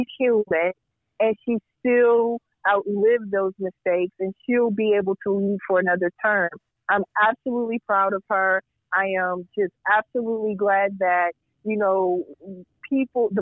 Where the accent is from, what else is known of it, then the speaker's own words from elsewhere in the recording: Indiana, United States; now in Chicago, United States; I grew up in Indiana.